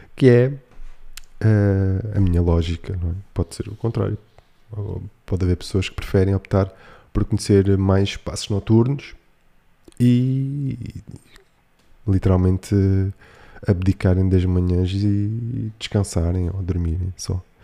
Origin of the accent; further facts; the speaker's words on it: Algarve, Portugal; eu, como Algarvio